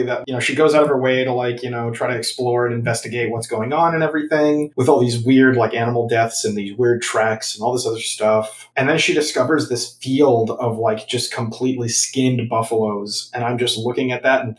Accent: United States; as an American

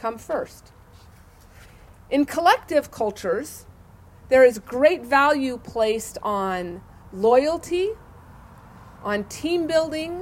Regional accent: Idaho, United States; I am an Idahoan, a native Idahoan, and those are kind of rare anymore

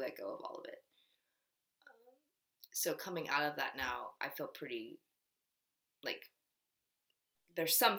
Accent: United States; In Korea, I'm Korean 100% with like a teeny bit of Japanese, but they know I'm American

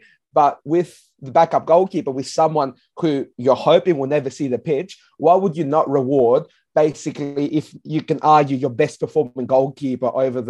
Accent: Adelaide, South Australia, Australia; We're South Australian, we're from Adelaide.

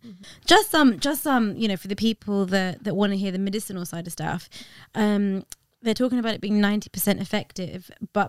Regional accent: India; Yeah, it's so interesting because I'm Indian, got so many doctors in the family.

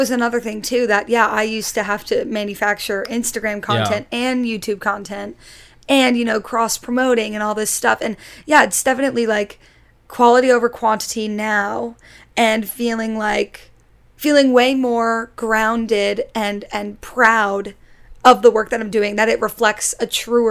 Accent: Connecticut, United States; also born or lived in Jacksonville, Florida / New York City; now in New York, United States; Yeah, and I grew up like outside of New York City, so I grew up in Connecticut, and I would always like go into the city

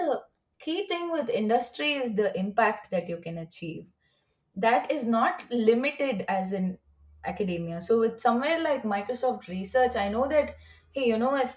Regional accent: India; moved away as an adult; also born or lived in University of Washington, Seattle, United States; now in United States; I come from India

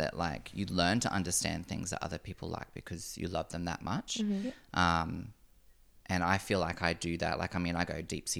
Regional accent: Noosa, Queensland, Australia; Just growing up around the Noosa Shire, I mean, it's white bread.

